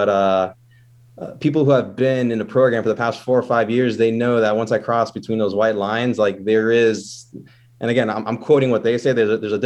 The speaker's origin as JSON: {"language": "English", "country": "United States", "said": "as an American"}